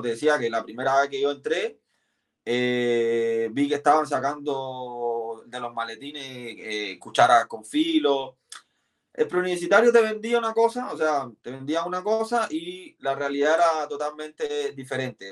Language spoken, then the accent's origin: Spanish; Havana, Cuba; moved away as an adult; now in Chile; Yo nací en La Habana, soy de un barrio llamado Guanabacoa, el barrio de la cascarilla, como, le dicen, porque se hacían muchas mucha santería. Eh, y ahí nací y criaba en Guanabacoa